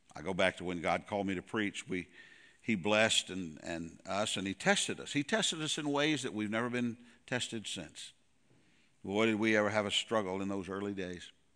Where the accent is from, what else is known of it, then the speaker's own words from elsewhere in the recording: Goodlettsville, Tennessee, United States; moved away as an adult; also born or lived in Casselberry, Florida; we're originally from Nashville, uh, Goodlettsville